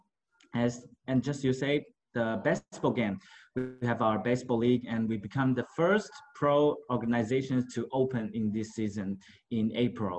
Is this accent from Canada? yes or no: no; Taipei, Taiwan; I live in Taipei, which is, I born up in Taipei